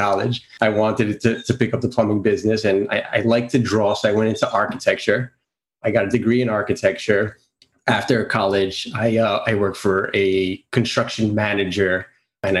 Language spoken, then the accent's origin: English; New York City, New York, United States; also born or lived in Greece; I'm from Queens, New York. I was actually born in Greece, came here when I was about 3 years old